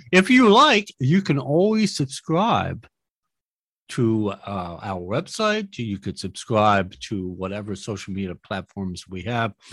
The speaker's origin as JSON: {"language": "English", "country": "United States", "tie": "born or raised there", "said": "As an American, I'm born and raised here"}